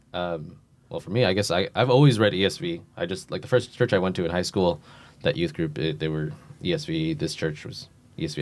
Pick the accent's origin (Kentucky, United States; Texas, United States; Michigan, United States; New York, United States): New York, United States; moved away; I'm from New York, so I was just surprised everybody drove